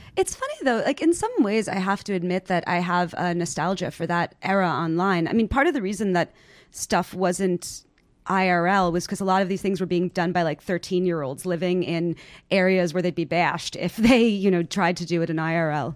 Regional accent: New York City, New York, United States; I'm from New York. I'm from far Rockaway

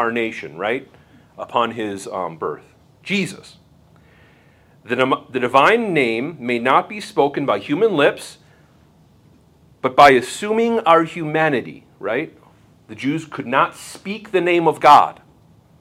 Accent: Bismarck, North Dakota, United States; I am from Bismarck, North Dakota

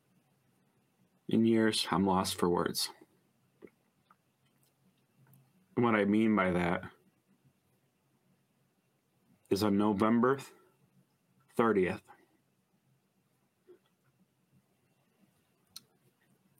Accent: Oxford, Michigan, United States; Being born and raised in Oxford, 40 plus years now

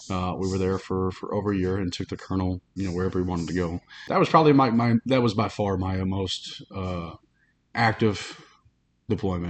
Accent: Alabama, United States; moved away as an adult; Grew up in a small town, Alabama

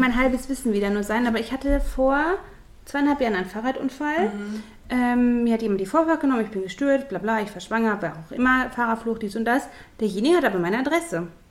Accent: Ruhr area, North Rhine-Westphalia, Germany; hier bei uns im Pott

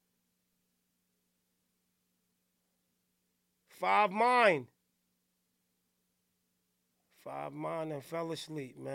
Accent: New Jersey, United States; I'm from New Jersey area.

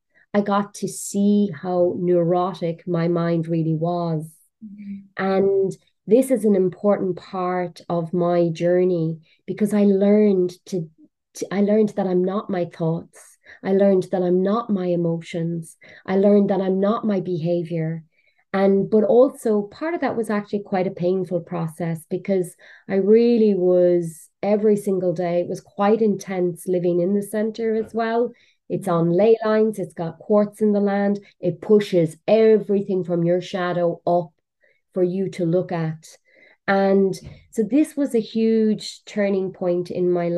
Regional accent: Cork, Munster, Ireland; moved away; also born or lived in London, England / Portugal; I'm from Cork in Ireland

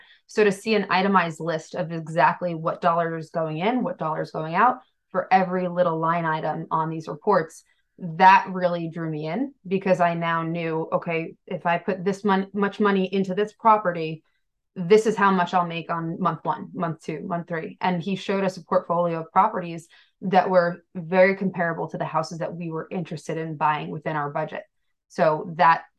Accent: New York, United States; now in Massachusetts, United States; We are both from out of state. I'm from New York

